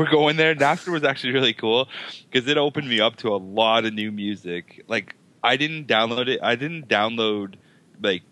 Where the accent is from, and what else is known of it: Canada